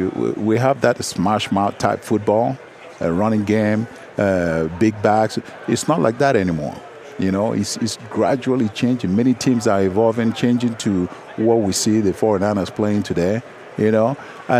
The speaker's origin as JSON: {"language": "English", "country": "Nigeria", "tie": "born or raised there", "moved": "yes", "said": "growing up in Nigeria"}